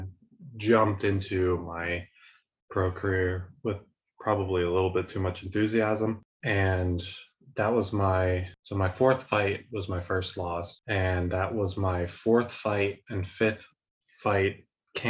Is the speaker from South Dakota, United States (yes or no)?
no; Lancaster, Pennsylvania, United States; moved away as an adult; now in Germany; born and raised in Lancaster, Pennsylvania